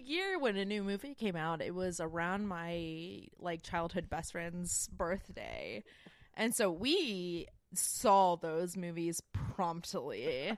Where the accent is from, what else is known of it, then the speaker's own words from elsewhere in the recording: Winston-Salem, North Carolina, United States; I grew up in Winston Salem